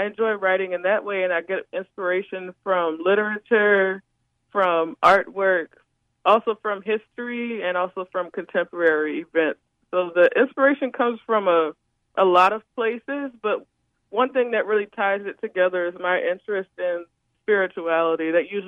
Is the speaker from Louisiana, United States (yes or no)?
yes; New Orleans, Louisiana, United States; Growing up in New Orleans